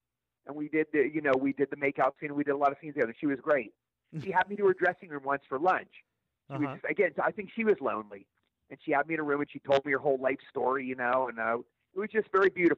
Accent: Cumberland, Maryland, United States; moved away; going to Cumberland, Maryland, my hometown.

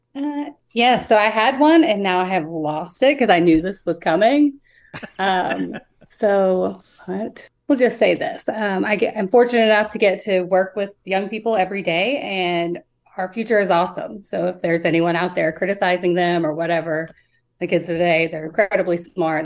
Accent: West Virginia, United States; I'm from West Virginia

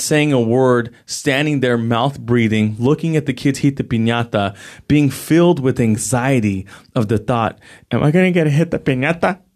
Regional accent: San Jose, California, United States; I grew up in the Eastside San Jose

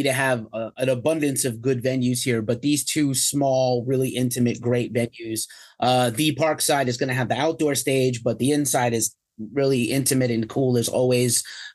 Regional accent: New York, United States; moved away; I'm from New York originally

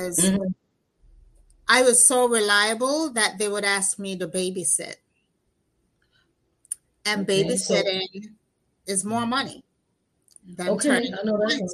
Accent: New York City, New York, United States; also born or lived in Jamaica; I grew up here in Brooklyn. I'm in Brooklyn, New York

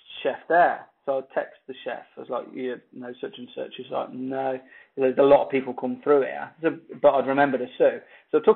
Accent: Coventry, West Midlands, United Kingdom; England, place called Coventry

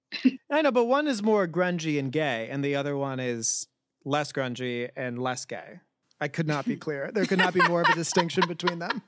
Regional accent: Cincinnati, Ohio, United States; We are all from Cincinnati or in adjacent areas

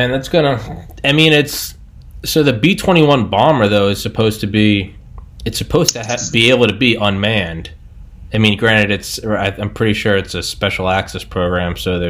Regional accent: New England, United States; I'm from New England.

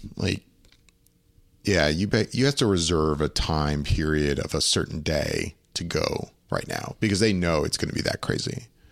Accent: Orlando, Florida, United States; I grew up in Orlando

